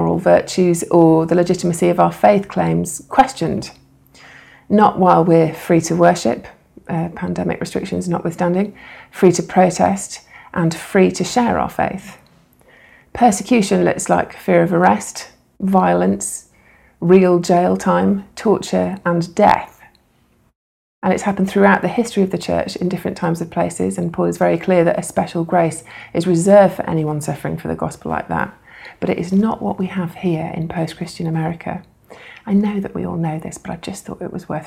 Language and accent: English; United States; as American citizens